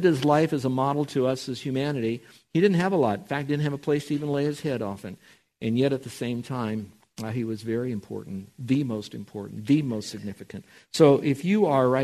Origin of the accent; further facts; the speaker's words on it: Miami, Florida, United States; growing up in Miami, Florida